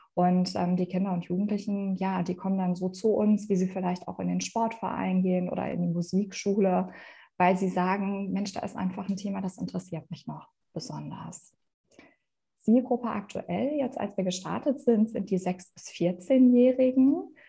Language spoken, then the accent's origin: German; Essen, North Rhine-Westphalia, Germany; also born or lived in Madrid / Bavaria; ich komme gebürtig auch aus Essen. Also Essen ist meine Heimatstadt. Ich bin hier aufgewachsen, ich bin hier zur Schule gegangen.